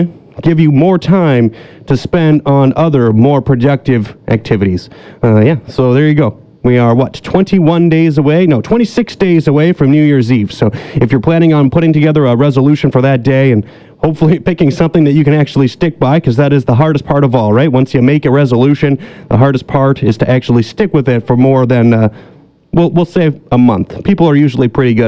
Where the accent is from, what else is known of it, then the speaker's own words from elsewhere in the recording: British Columbia, Canada; we as British Columbians